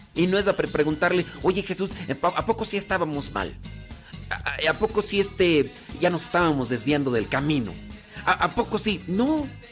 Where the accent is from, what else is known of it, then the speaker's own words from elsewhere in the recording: State of Mexico, Mexico; Estado de México nací